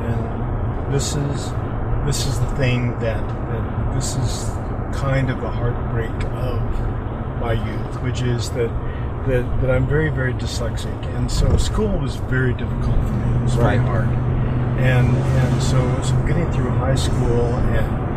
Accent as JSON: {"language": "English", "area": "La Plata Valley, near Farmington", "region": "New Mexico", "country": "United States", "tie": "born or raised there", "said": "I grew up in La Plata Valley"}